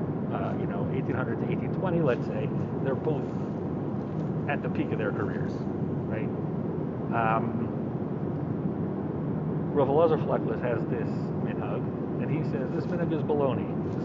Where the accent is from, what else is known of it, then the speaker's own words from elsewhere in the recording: Baltimore, Maryland, United States; I'm from Baltimore